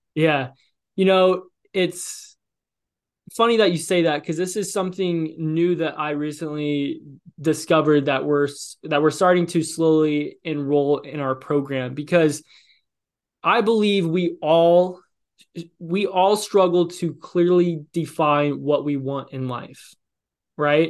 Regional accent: Illinois, United States; moved away; also born or lived in Los Angeles, California; I'm from Illinois

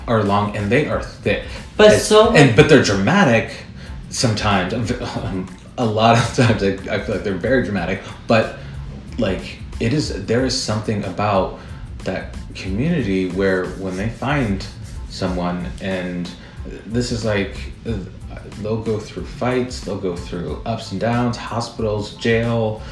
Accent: Midwest, United States; now in New York, United States; I'm from the Midwest

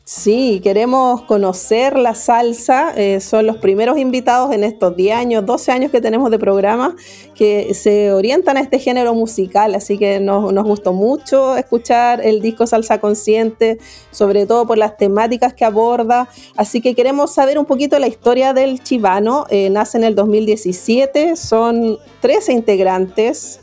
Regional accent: Chile; nuestro país

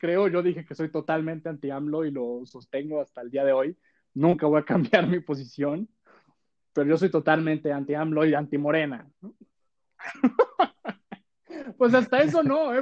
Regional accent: Mexico

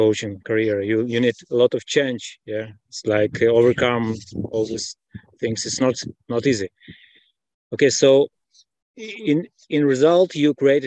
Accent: Israel; I'm from Israel.

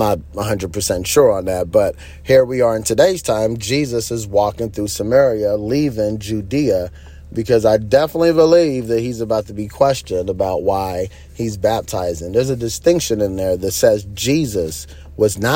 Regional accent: Nigeria; I grew up in Nigeria, and in certain parts, you did have to walk.

